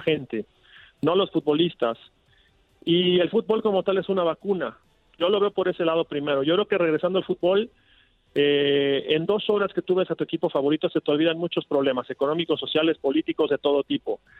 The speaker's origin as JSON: {"language": "Spanish", "country": "Mexico", "said": "como mexicanos"}